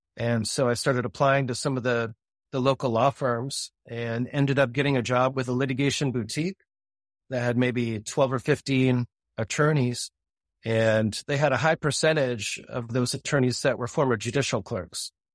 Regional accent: Grand Rapids, Michigan, United States; now in Dallas, United States; I grew up in Grand Rapids, Michigan, and my dad was an attorney

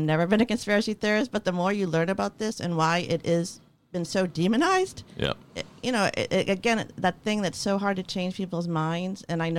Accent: Cambridge, Massachusetts, United States; my hometown of Cambridge

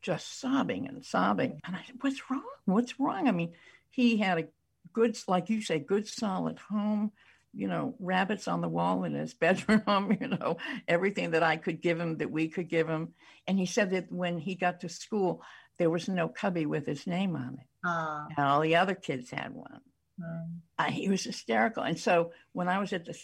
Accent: Brookline, Massachusetts, United States; I grew up in Brookline

